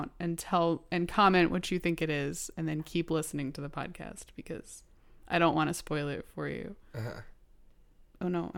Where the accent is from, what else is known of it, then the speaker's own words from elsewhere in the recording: Manhattan, New York, United States; born there; I was born in Manhattan.